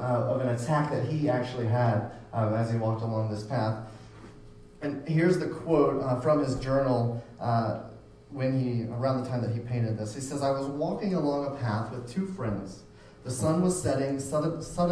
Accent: Florida, United States; moved away; I grew up in Florida.

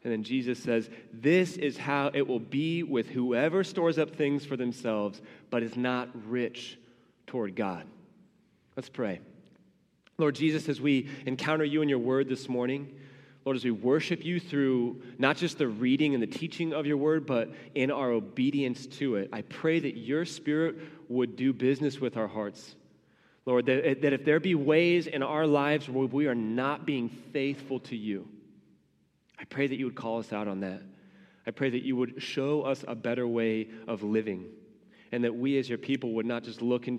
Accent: United States; as American Christians

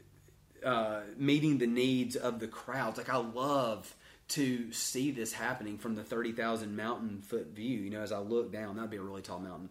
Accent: Duncanville, Texas, United States; I'm from Duncanville

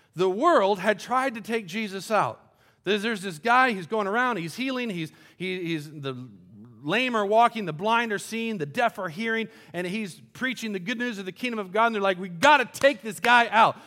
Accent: Colombia; moved away; I grew up in Columbia, South America, and we, our house was right on the edge of a big cliff

